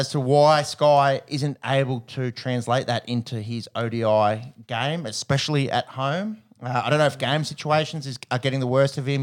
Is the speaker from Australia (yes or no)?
yes; Australia; as an Australian